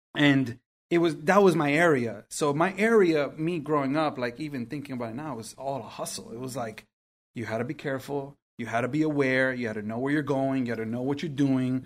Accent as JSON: {"language": "English", "town": "New York City", "region": "New York", "country": "United States", "tie": "born or raised there", "first_language": "Spanish", "said": "I grew up in Queens"}